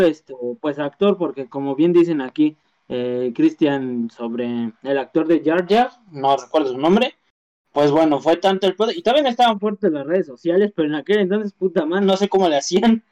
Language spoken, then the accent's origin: Spanish; Mexico; nosotros como mexicanos